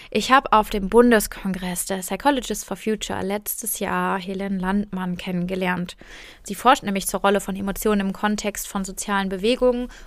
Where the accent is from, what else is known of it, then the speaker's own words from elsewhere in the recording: Germany; ich bin hier in Deutschland groß geworden, ich bin weiß, ich bin mittlerweile Akademikerin